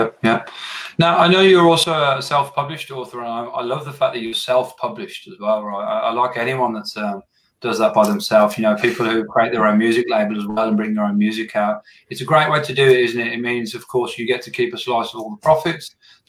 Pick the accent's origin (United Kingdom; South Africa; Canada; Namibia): United Kingdom; England; moved away as an adult; now in Australia; I moved here to Australia from England 5 years ago.